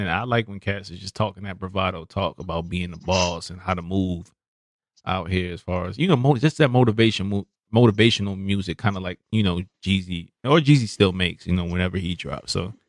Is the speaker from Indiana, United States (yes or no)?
no; Brooklyn, New York, United States; He's a artist, up and coming artist that was from Brooklyn, so you know, my hometown.